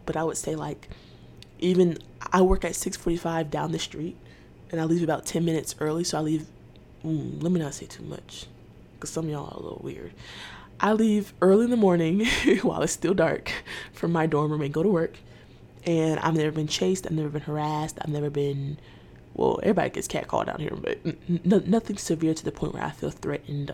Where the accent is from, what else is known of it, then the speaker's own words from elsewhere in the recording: Atlanta, Georgia, United States; I'm from Atlanta